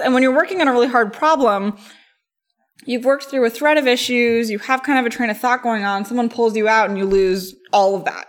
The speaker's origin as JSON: {"language": "English", "region": "East Coast", "country": "United States", "moved": "yes", "said": "I come from the East Coast"}